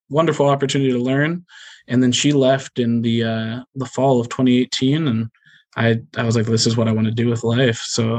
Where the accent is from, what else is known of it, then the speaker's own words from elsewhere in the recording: Gahanna, Ohio, United States; I grew up in Gahanna, Ohio, born and raised, same house, 31 years